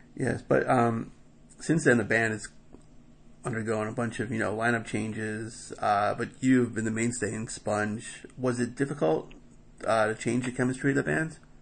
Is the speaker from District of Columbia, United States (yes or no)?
no; New York City, New York, United States; in Queens, my hometown